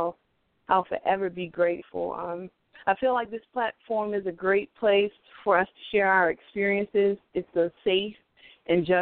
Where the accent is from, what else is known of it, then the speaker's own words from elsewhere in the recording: Selma, Alabama, United States; now in Baltimore, United States; I was born in Selma, Alabama, and I currently live in Baltimore, Maryland